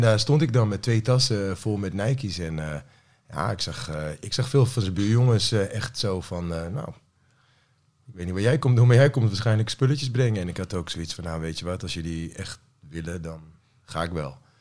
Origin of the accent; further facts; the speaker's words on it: Apeldoorn, Gelderland, Netherlands; ik kom eigenlijk gewoon uit Apeldoorn. En daar woon ik nog steeds.